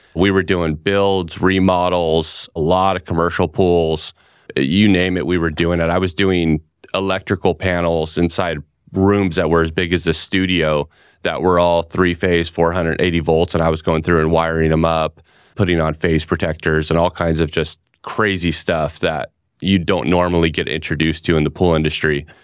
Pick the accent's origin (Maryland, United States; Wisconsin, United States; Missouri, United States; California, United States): California, United States; moved away as an adult; now in Gilbert, Arizona, United States; was born and raised in California my whole life.